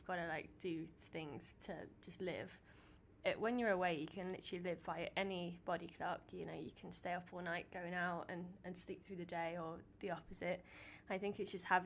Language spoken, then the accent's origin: English; Stoke-on-Trent, West Midlands, United Kingdom; now in Gloucester, United Kingdom; I'm originally from Stoke, but I now live in Gloucester, but I'm currently in Prague.